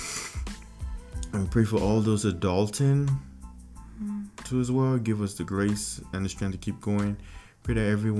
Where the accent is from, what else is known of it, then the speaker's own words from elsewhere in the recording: Lagos, Nigeria; also born or lived in Wisconsin; now in United States; I was from Africa, like Nigeria, Lagos, Africa.